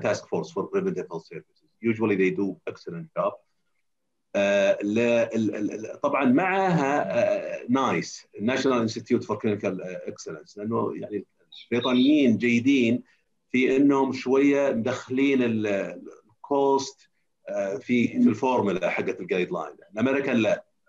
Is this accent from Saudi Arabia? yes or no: yes; Saudi Arabia; اعتقد اني انا اول سعودي يسوي جيرياتريك